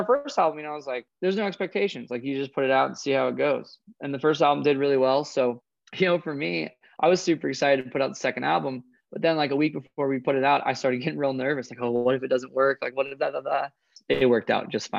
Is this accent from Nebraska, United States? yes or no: no; Coeur d'Alene, Idaho, United States; There's 40 lakes within 40 miles of where I grew up